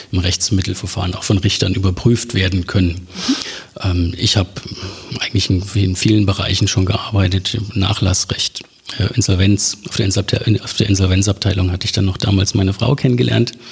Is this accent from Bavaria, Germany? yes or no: no; Gerstungen, Thuringia, Germany; Ich komme ursprünglich aus Thüringen. Mhm. Äh, dort aus Gerstungen, das ist ein kleiner Ort, 5000 Einwohner ungefähr, direkt an der hessisch-thüringischen Grenze zwischen Eisenach und Bad Hersfeld.